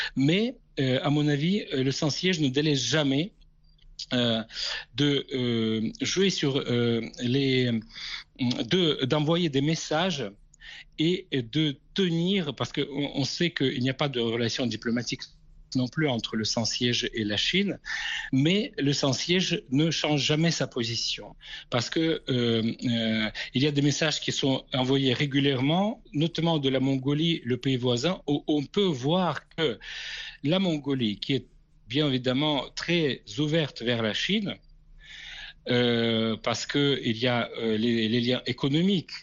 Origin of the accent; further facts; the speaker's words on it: Kazakhstan; moved away; du Kazakhstan, mon pays natal